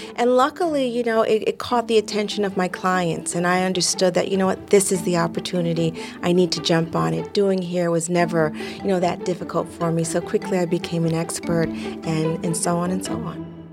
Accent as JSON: {"language": "English", "region": "New York", "country": "United States", "tie": "born or raised there", "said": "Growing up in New York in the seventies"}